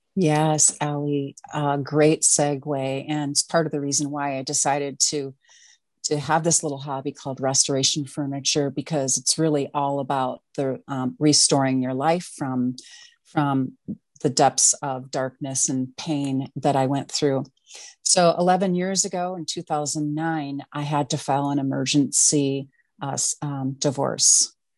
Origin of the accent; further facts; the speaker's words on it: Wisconsin, United States; now in Minneapolis, United States; I'm originally from Wisconsin.